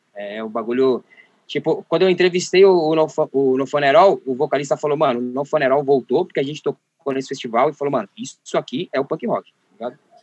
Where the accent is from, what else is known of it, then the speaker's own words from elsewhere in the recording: Osasco, São Paulo, Brazil; eu sou, na real, do Jardim Dávila, que é o último bairro de Osasco, divisa com São Paulo